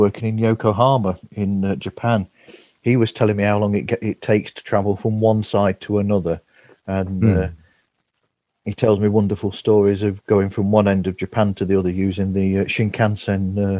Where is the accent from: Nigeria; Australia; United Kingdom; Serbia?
United Kingdom; Nottinghamshire, East Midlands; I'm from Nottinghamshire.